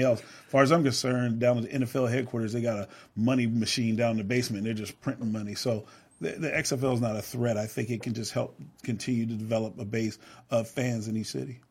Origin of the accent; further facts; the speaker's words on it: Seattle, Washington, United States; I grew up on Rainier Avenue, so this is home